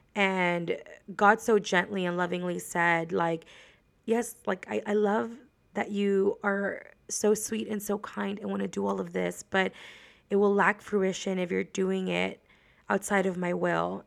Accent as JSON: {"language": "English", "town": "Laredo", "region": "Texas", "country": "United States", "tie": "born or raised there", "moved": "as an adult", "lives_now": "San Antonio, United States", "said": "I lived in Laredo all of my life, pretty much, until I graduated from college."}